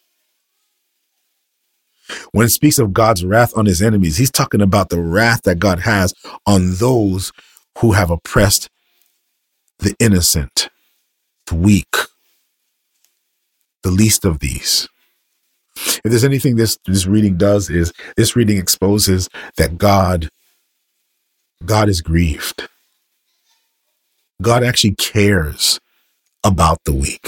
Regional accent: United States; I am American.

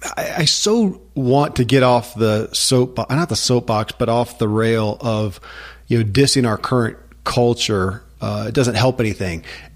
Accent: United States; I grew up in America and I wasn't taught that that is an actual focal point.

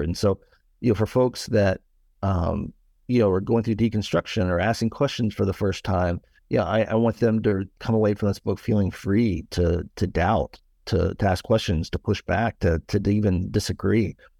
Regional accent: Nashville, Tennessee, United States; I was born and raised in the Buckle of the Bible Belt, uh, here in Nashville, Tennessee

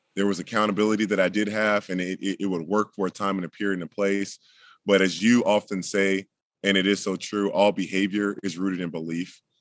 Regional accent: Jacksonville, Florida, United States; I'm in, currently in Jacksonville, Florida, in the house that I grew up

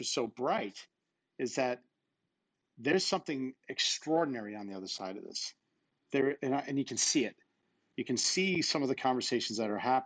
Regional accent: Babylon, New York, United States; moved away; I was a kid from Babylon, Long Island

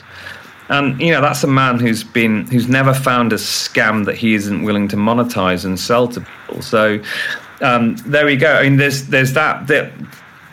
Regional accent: United Kingdom; I'm British

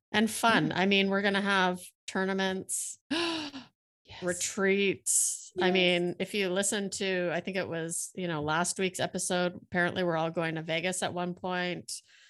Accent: Canada; accent: Canadian; Are you making fun of my Canadian accent?

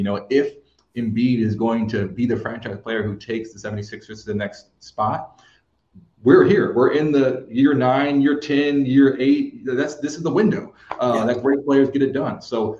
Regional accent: Texas, United States; I'm from Texas. Like my brother went to school there.

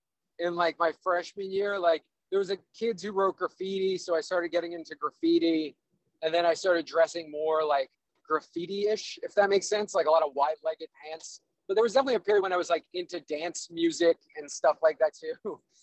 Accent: New York City, New York, United States; I'm from Staten Island.

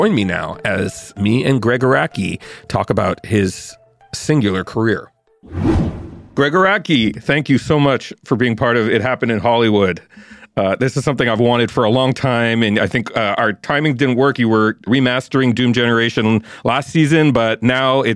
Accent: Montreal, Quebec, Canada; moved away as an adult; also born or lived in New York; I grew up in Montreal, and I went to McGill

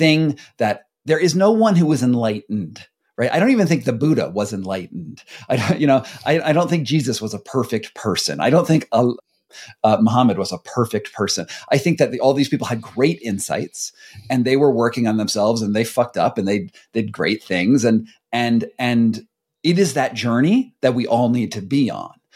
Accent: United States; we come from America

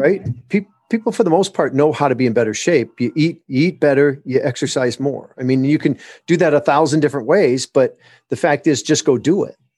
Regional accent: Michigan, United States; moved away; also born or lived in Southern California; My wife and I were, were born and raised in Michigan.

